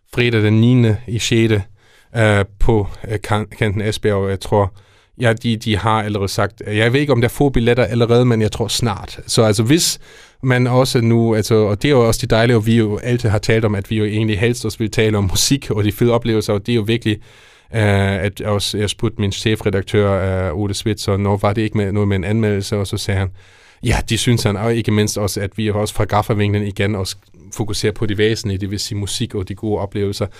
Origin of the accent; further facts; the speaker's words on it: Germany; now in Denmark; som tysk lærer, men ikke mindst og som tysker